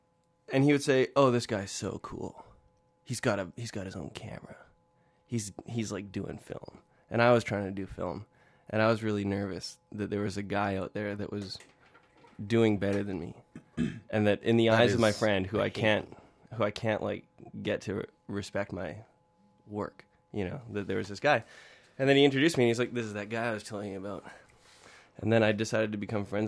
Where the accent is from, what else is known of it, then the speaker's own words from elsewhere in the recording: Canada; now in London, United Kingdom; I live in London, England. And when I tell people that I'm Canadian